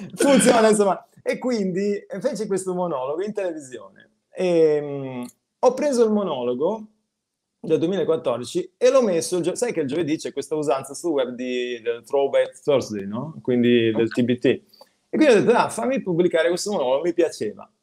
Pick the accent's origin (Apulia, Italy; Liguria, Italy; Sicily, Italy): Liguria, Italy; Genoa; moved away as an adult; sono cresciuto a Genova fino a 26 anni, sono stato a Genova